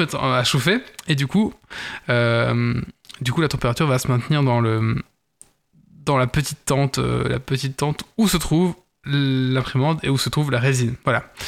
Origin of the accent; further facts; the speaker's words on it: Belgium; notre beau royaume